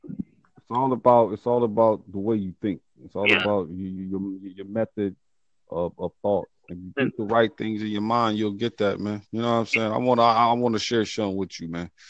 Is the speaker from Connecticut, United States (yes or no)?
no; Ohio, United States; I'm from America, man. Ohio, the states.